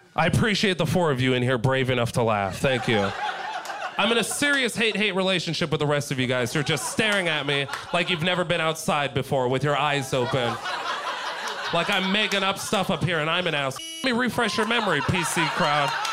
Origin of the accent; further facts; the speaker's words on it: San Diego, California, United States; moved away as an adult; now in Los Angeles, United States; I'm from San Diego, guys. I live in LA now.